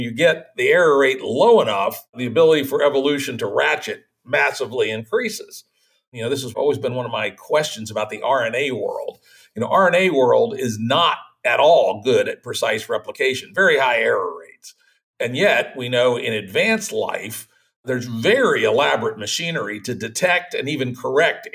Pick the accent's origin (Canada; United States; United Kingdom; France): United States; Chesapeake Bay, or near where I grew up